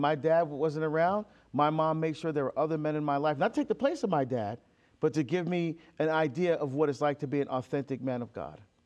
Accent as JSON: {"language": "English", "country": "Barbados", "said": "I'm from Barbados. I love my heritage. I love our food, our music, our culture. I still speak our dialect."}